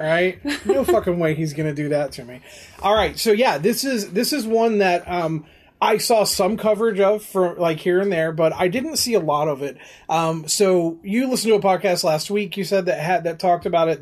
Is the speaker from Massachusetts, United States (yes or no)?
no; West Virginia, United States; we're from West Virginia